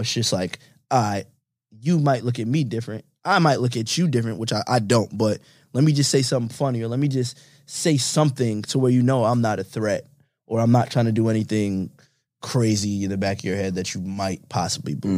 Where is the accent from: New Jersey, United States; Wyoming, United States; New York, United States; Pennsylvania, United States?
New York, United States; I'm from New York